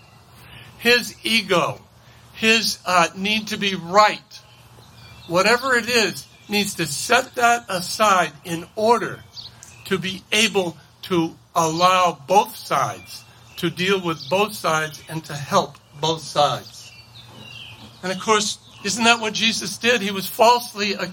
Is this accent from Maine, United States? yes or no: yes; Maine, United States; I grew up poor in Maine